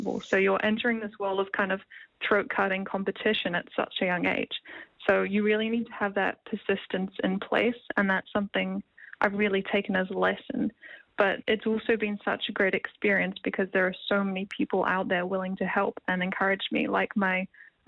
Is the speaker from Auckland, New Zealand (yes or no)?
no; Wellington, New Zealand; I'm from Wellington, New Zealand. I'm currently at Scots College